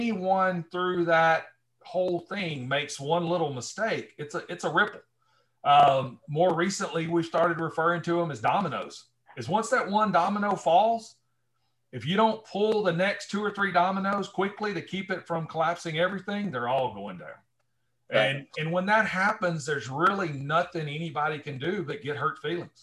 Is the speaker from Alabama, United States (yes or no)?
yes; Northwest Alabama, United States; also born or lived in Northwest of Detroit, Michigan; now in Michigan, United States; I grew up in Northwest Alabama